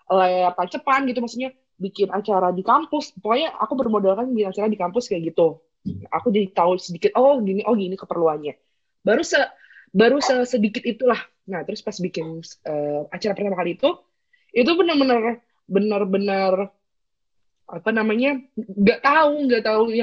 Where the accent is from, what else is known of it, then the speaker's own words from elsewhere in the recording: Bogor, West Java, Indonesia; aku kan bukan dari Jogja ya aku aku dari Bogor